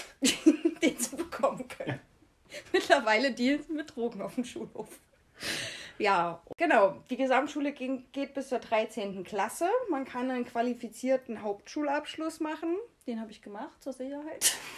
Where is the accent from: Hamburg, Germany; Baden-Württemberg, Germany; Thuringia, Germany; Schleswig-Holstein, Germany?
Thuringia, Germany; Jena; wir kommen aus Jena